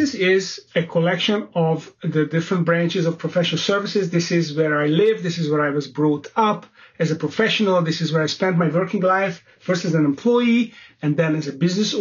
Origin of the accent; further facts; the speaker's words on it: Budapest, Hungary; moved away as an adult; also born or lived in London; I set up my own investment banking boutique firm in my hometown of Budapest, Hungary